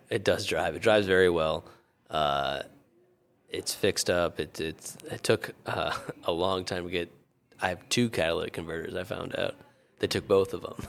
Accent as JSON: {"language": "English", "region": "Connecticut", "country": "United States", "tie": "born or raised there", "moved": "yes", "said": "I grew up in Connecticut"}